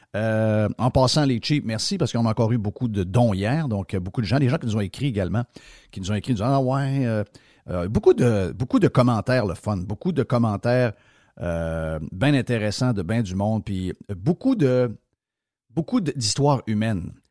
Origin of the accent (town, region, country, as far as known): Quebec, Canada